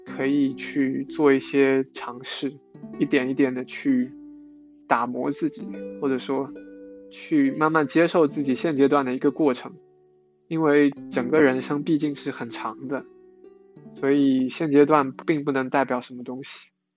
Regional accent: Longyan, Fujian, China; moved away as an adult; now in Shanghai, China; 我来自福建龙岩，现在是华东师范大学新闻系大二的在读学生

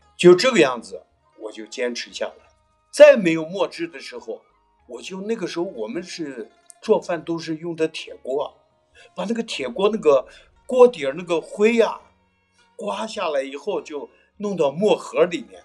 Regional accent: Baoji, Shaanxi, China; 我是宝鸡人，我也是从事书画也都是五十多年了

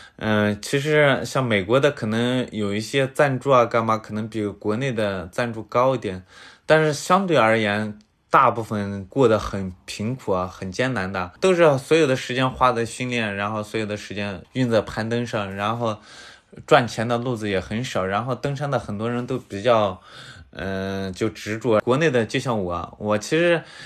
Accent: Linxia, Gansu, China; 我是，呃，甘肃临夏的

